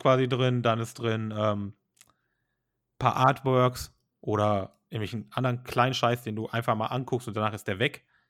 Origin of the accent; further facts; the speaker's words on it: Germany; bei uns in Deutschland